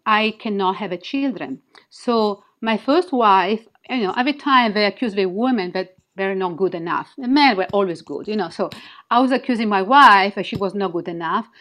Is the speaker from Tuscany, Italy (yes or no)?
no; Milan, Lombardy, Italy; English is a second language; moved away as an adult; also born or lived in Midwest, United States; now in United States; I'm from Milan